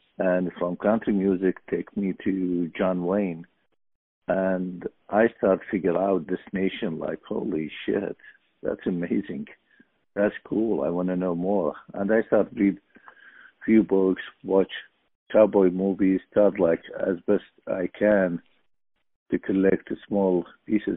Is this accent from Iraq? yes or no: yes; Mosul, Nineveh, Iraq; English is a second language; moved away as an adult; now in United States; I'm from Iraq, from beautiful city north of Iraq called Mosul